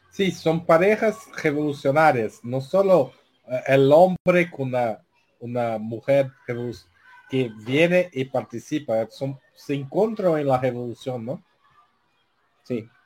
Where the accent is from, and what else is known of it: Brazil; Spanish is a second language